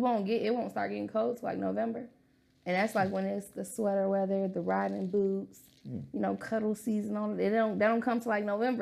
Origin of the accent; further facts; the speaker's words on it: Chicago, Illinois, United States; My situation is very different because although I'm from Chicago, my mom was Army. Mm-hmm. So I grew up moving around a bit.